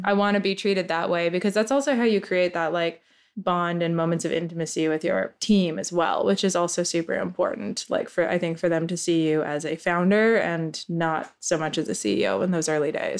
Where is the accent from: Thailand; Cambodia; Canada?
Canada; moved away; I'm Canadian